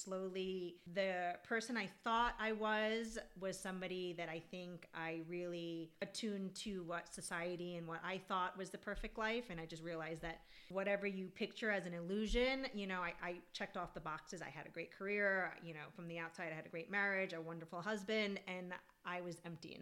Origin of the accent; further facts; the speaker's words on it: New York, United States; moved away as an adult; now in Los Angeles, United States; I am originally from New York.